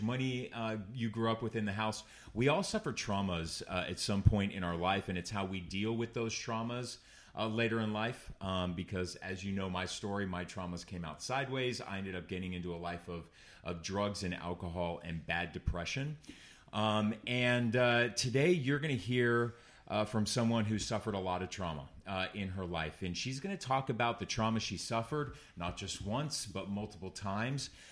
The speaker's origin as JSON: {"language": "English", "area": "Orange County", "region": "California", "country": "United States", "tie": "born or raised there", "said": "it's my hometown"}